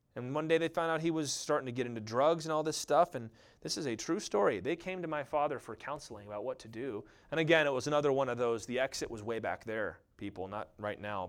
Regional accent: United States; I love being an American.

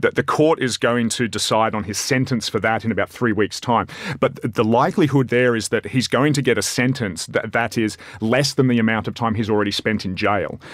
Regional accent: Australia; as an Australian

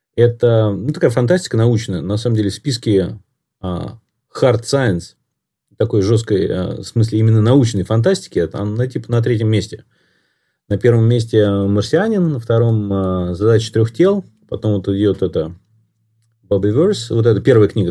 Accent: Moscow, Russia; я вырос в Москве

